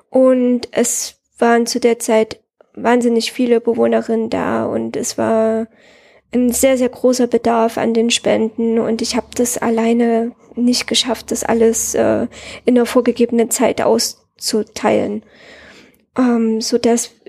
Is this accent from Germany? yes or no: no; Herat, Afghanistan; Die kommen aus meiner Heimatstadt Herat